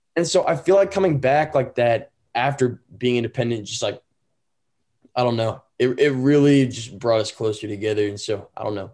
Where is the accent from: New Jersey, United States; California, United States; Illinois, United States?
California, United States; Danville; also born or lived in Walnut Creek, California; now in Utah, United States; I grew up in Northern California, but I'm currently based in Utah